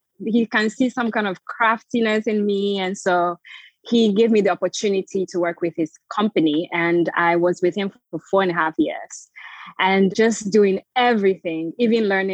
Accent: Florida, United States; moved away as an adult; also born or lived in Togo / Ghana; now in England, United Kingdom; I was born in Togo to a Togolese Beninese parents. Lived in Ghana for some time, grew up in the US, Florida.

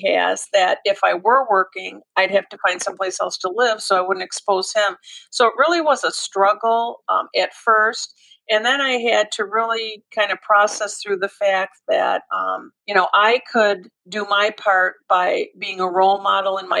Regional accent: Michigan, United States; now in Atlanta, United States; having been born and raised in Michigan, I live in Atlanta now

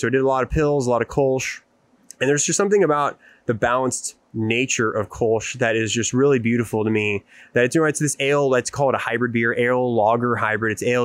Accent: Houston, Texas, United States; I grew up in the Houston area

